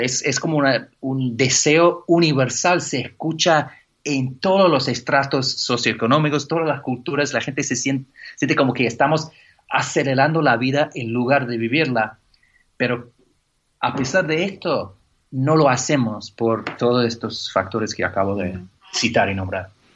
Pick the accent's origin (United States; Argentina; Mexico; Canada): Canada; now in England; como buen canadiense